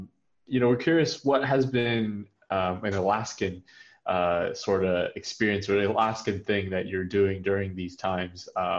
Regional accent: United States; moved away as an adult; now in Germany; I'm an American living in Germany temporarily for an exchange

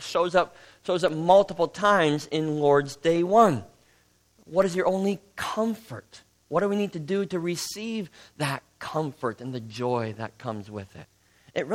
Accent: Midwest, United States; accent: Midwestern; But when I heard a British woman do an uncannily good imitation of my Midwestern accent, I realized the truth.

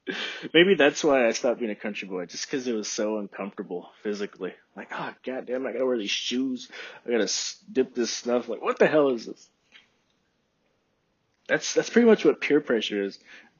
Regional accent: Texas, United States; accent: broad American; Like, people, when I tell them I'm from Texas, they're always surprised. Like, you don't sound like you're from Texas.

